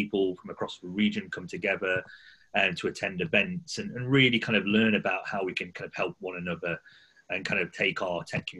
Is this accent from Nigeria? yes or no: no; Birmingham, West Midlands, United Kingdom; I'm 37 and I'm from Birmingham.